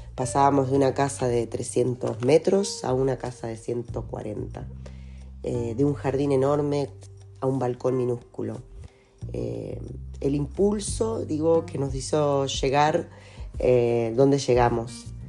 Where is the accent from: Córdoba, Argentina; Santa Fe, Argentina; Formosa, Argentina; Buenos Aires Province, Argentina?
Buenos Aires Province, Argentina; Lobos; moved away as an adult; also born or lived in Temuco; en Lobos quedó mi mundo de niña, de adolescente, en Buenos Aires quedó mi mundo de profesional